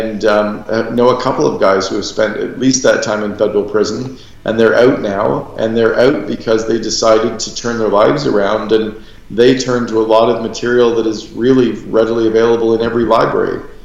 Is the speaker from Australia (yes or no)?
no; Canada; now in Scottsdale, United States; I'm a Canadian